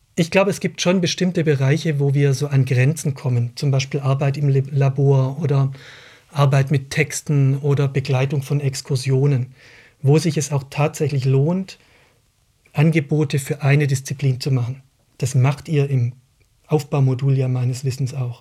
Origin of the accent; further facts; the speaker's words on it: Baden-Württemberg, Germany; now in Berlin, Germany; Ich bin an einer Modellschule in Baden-Württemberg aufgewachsen